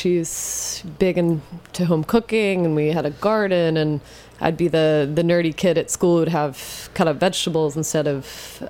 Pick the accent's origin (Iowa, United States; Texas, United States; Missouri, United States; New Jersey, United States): New Jersey, United States; Jersey Shore; Oh, I grew up in New Jersey. Okay. On the Jersey Shore.